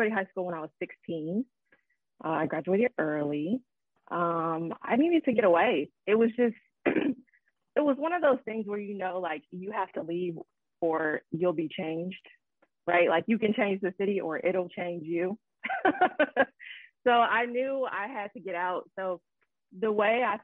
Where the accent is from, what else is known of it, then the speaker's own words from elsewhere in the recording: Markham, Illinois, United States; I'm from Chicago, right outside of Chicago, actually, a place called Markham, Illinois